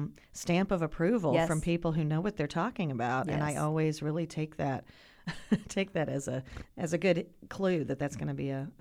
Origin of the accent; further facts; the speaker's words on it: North Carolina, United States; And it's set in North Carolina. {S0} Right. {S1} So that's my home state.